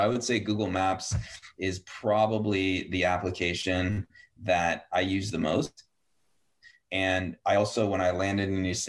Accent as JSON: {"language": "English", "town": "Yakima", "region": "Washington", "country": "United States", "tie": "born or raised there", "said": "I grew up in Yakima"}